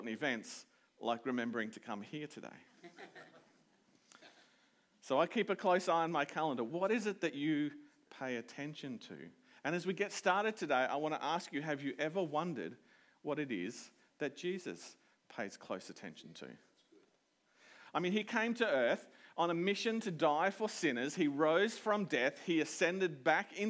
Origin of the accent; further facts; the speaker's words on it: Toowoomba, Queensland, Australia; moved away as an adult; now in Maryborough, Australia; I'm from Toowoomba, mostly. That's my hometown.